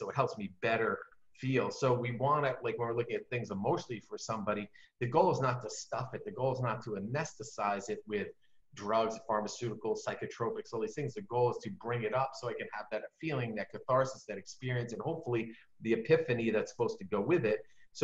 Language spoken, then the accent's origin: English; New York, United States; I'm from New York